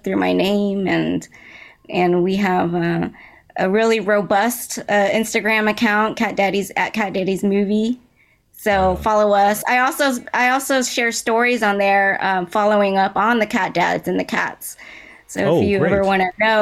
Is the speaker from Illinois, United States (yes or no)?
no; Dallas, Texas, United States; I grew up in Dallas, Texas